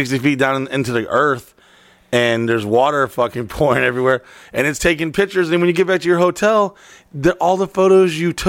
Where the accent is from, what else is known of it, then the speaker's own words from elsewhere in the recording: Florida, United States; Oh, from Florida.